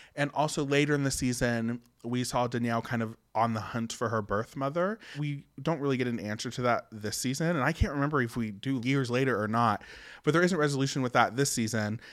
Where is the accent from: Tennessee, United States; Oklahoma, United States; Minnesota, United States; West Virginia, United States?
West Virginia, United States; I was born and raised in West Virginia